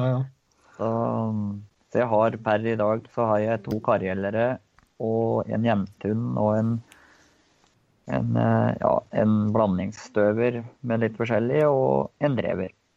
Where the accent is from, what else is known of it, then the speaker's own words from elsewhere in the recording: Engerdal, Innlandet, Norway; moved away as an adult; now in Koppang, Norway; jeg kommer jo fra Engerdal litt lenger øst her. Så vokste opp på gård borti